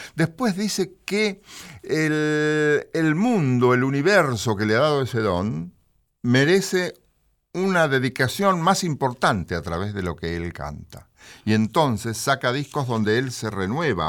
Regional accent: Mechita, Buenos Aires Province, Argentina; yo soy de Bragado. Cerquita de Bragado, un cuartel de Bragado mm. es eh, Mechita con estación Mecha

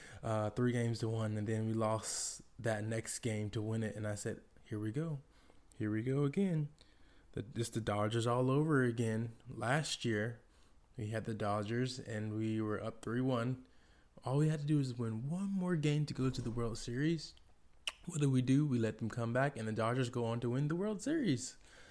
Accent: Atlanta, Georgia, United States; my hometown Atlanta Braves.

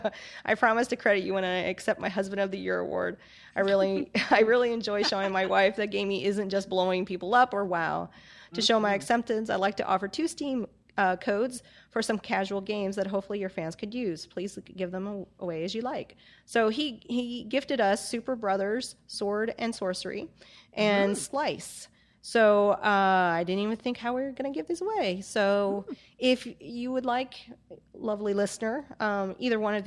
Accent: United States; I am an American.

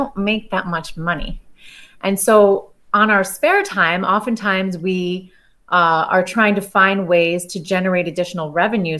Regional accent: New York, United States; also born or lived in California; raised in New York

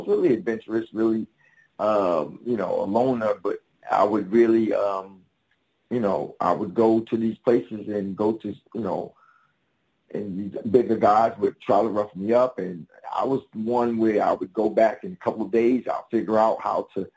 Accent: New York, United States; Originally from New York, Harlem. Near the Apollo, between the Apollo and Central Park. That's where I live.

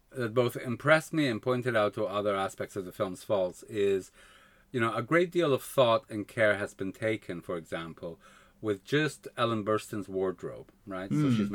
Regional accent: Canada; also born or lived in Spain; I grew up in Canada, really. Okay. I mean, you know, we moved to Canada when I was seven.

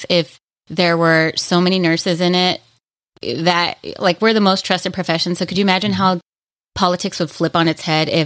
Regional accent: Los Angeles, California, United States; I grew up here in Los Angeles as a foster kid

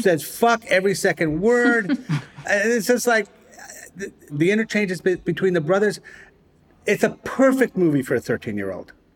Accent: Providence, Rhode Island, United States; moved away; my hometown, Providence, Rhode Island

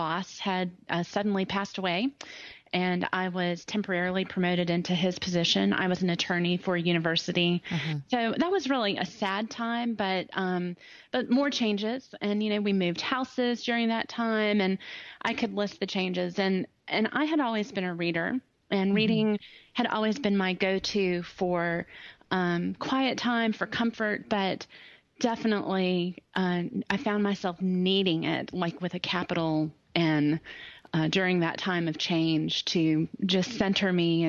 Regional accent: Greenville, South Carolina, United States; also born or lived in Ohio; Oh, I'm from Greenville, South Carolina. My accent, I was born in Ohio, so this accent was developed, but I've lived in Greenville for a long time now, 30-something years on and off.

